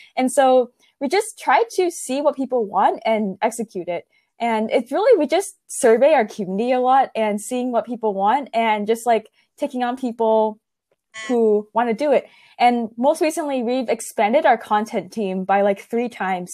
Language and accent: English; Silicon Valley, California, United States; growing up in Silicon Valley